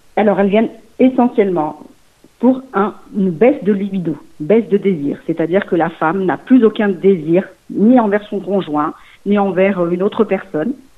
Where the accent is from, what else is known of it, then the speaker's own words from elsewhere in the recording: Lyon region, Auvergne-Rhône-Alpes, France; also born or lived in Mulhouse, Haut-Rhin / Portugal (ancestry); j'ai vécu mm, toutes et mes fait mes études dans la région lyonnaise